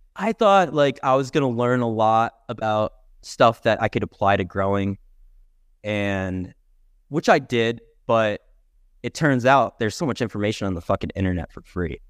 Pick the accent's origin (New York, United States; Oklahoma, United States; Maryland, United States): New York, United States; Albany; moved away as an adult; also born or lived in Fort Collins, Colorado; now in Colorado, United States; I was born and raised in Albany, just outside of Albany, New York